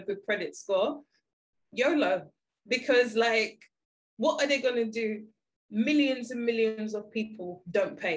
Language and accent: English; London, United Kingdom; I grew up in Peckham